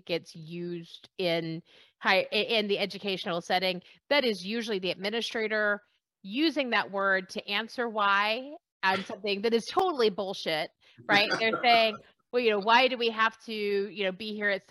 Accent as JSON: {"language": "English", "region": "Texas", "country": "United States", "said": "I'm from Texas"}